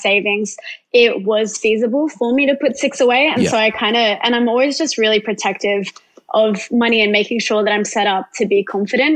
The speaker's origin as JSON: {"language": "English", "town": "Gold Coast", "region": "Queensland", "country": "Australia", "said": "I'm from the Gold Coast."}